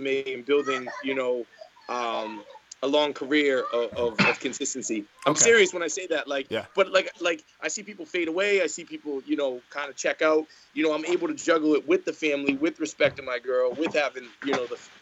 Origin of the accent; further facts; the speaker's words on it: Boston, Massachusetts, United States; I'm from Boston, Massachusetts